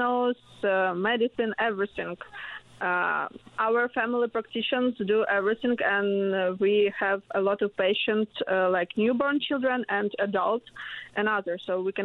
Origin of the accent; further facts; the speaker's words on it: Ukraine; English is a second language; moved away as an adult; now in Newfoundland and Labrador, Canada; I'm from Ukraine.